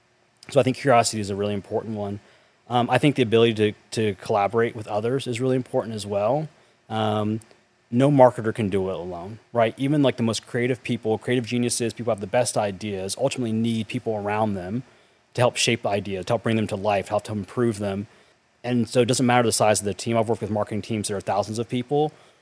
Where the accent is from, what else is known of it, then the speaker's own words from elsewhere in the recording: North Carolina, United States; I grew up in North Carolina in a small town.